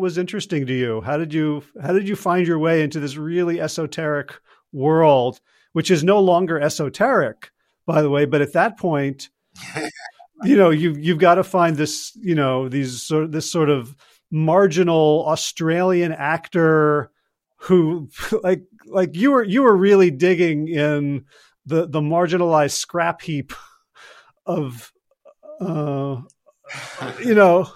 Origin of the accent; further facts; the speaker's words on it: Newark, New Jersey, United States; I'm a Newark boy myself.